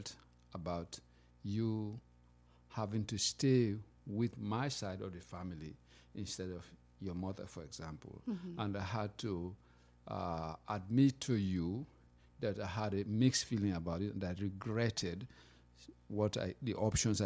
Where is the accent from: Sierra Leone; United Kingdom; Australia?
Sierra Leone; moved away as an adult; now in United States; I come from Sierra Leone, and I've been in America for a long time, but I'm still, you know, that man from the countryside in Africa